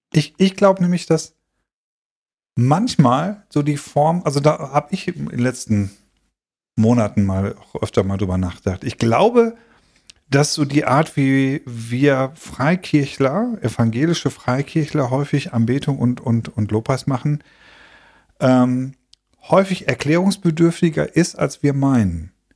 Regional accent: Schleswig-Holstein, Germany; für mich als geborenen norddeutschen Holsteiner

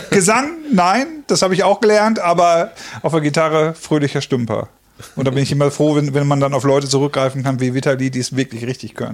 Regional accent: Detmold, North Rhine-Westphalia, Germany; weil ich komme aus Detmold und ich suche gerade auch ein bisschen was.

